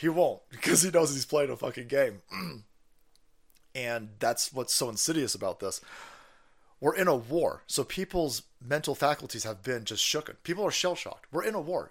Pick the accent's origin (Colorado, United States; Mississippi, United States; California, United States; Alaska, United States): California, United States; as a Californian